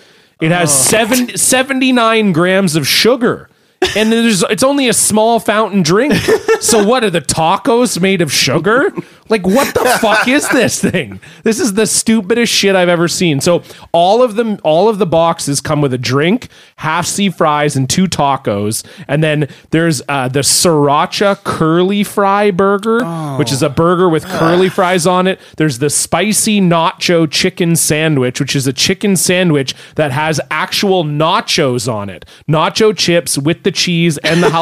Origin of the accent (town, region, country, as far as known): Canada